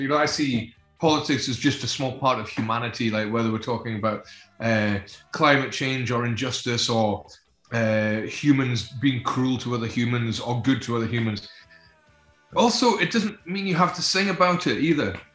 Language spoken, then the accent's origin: English; Scotland, United Kingdom; We see ourselves as a Scottish band